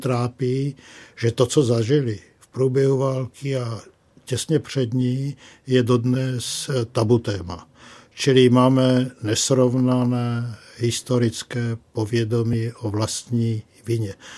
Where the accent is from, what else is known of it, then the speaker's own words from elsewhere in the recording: Slovakia; moved away; jsem původně ze Slovenska